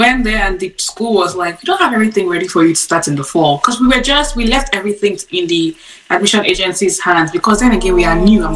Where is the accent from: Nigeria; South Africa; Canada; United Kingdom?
Nigeria; Cross River; moved away as an adult; also born or lived in Abuja, Nigeria; now in United States; I am from Cross River, Nigeria.